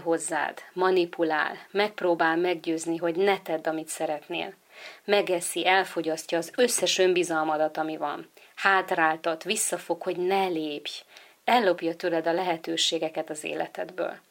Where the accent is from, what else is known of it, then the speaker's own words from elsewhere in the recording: Hungary; Magyarországon születtem, és itt is nevelkedtem